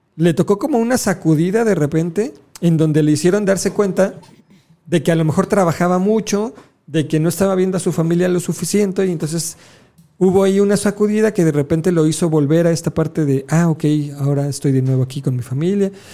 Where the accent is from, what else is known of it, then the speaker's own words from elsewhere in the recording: Mexico; somos mexicanos